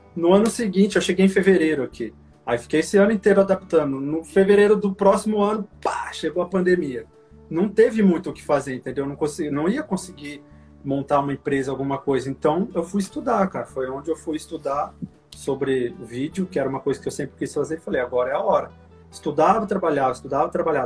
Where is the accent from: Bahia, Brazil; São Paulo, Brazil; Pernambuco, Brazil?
São Paulo, Brazil; Indaiatuba; moved away as an adult; now in California, United States; eu sou de São Paulo, nasci em São Paulo, na capital, na Zona Sul. E aí, com cinco anos, eu me mudei pro interior. Meus pais se mudaram, né, pro interior, ali pra Indaiatuba, 100 quilômetros de São Paulo, pertinho. E eu cresci lá